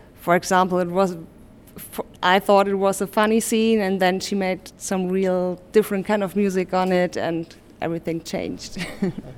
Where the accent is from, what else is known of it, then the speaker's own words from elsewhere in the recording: Hamburg, Germany; in Hamburg, my hometown